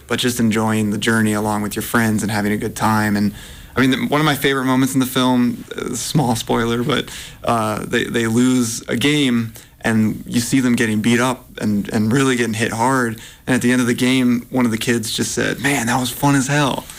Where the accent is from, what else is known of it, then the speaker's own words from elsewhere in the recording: Massachusetts, United States; now in Portland, United States; I, I grew up in Massachusetts